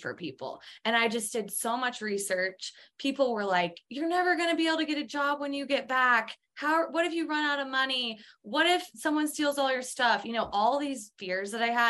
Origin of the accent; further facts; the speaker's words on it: Twin Falls, Idaho, United States; also born or lived in San Francisco / London; I grew up in Twin Falls where it's a small town.